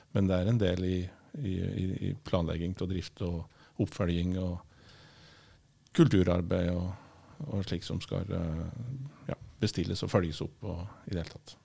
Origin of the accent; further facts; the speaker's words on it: Trysil, Innlandet, Norway; moved away as an adult; also born or lived in Bergen; bor jeg i Vesleberget, der jeg kommer fra